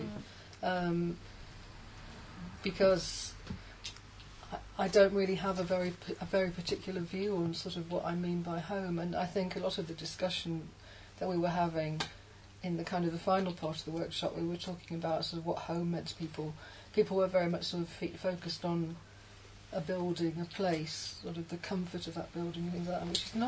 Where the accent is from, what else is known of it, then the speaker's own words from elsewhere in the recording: Birmingham, West Midlands, United Kingdom; I come from Birmingham